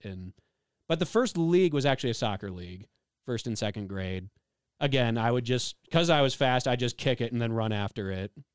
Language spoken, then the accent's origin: English; Illinois, United States; I'm from Illinois